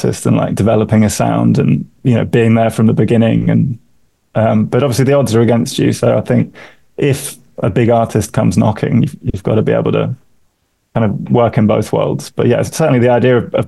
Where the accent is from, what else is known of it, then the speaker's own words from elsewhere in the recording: London, United Kingdom; moved away as an adult; also born or lived in Vancouver, Canada; now in Toronto, Canada; I'm from London. Me and my wife, we moved out here about 8 years ago, having lived in London for years